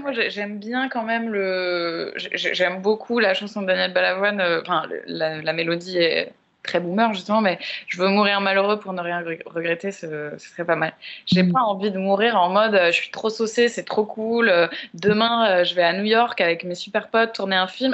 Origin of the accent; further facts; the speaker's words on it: Paris, Île-de-France, France; j'ai grandi à Paris aussi